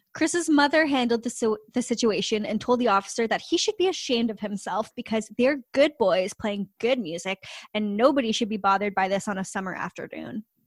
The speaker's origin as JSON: {"language": "English", "country": "Canada", "said": "we don't have Venmo because we're Canadian and we don't have Venmo, uh, here in Canada yet"}